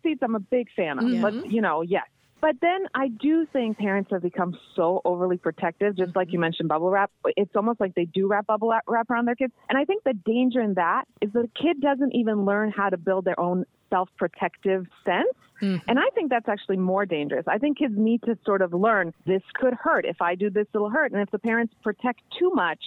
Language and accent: English; Croatia; moved away; I grew up in Croatia